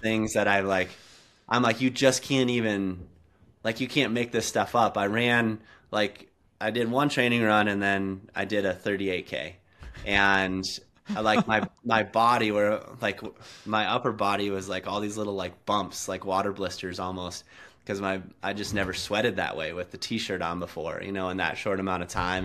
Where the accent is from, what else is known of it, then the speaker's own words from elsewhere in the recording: South Dakota, United States; now in Montana, United States; I, I grew up in South Dakota, like, in the Black Hills, um, right by Mount Rushmore.